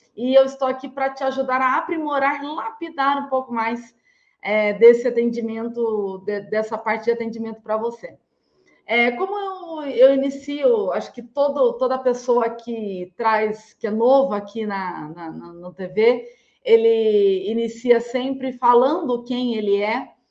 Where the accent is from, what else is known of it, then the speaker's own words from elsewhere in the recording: Limeira, São Paulo, Brazil; sou nascida em Limeira, eu falo de Limeira, eu nasci em Limeira, é, cidade que fica a 170 quilômetros do interior paulista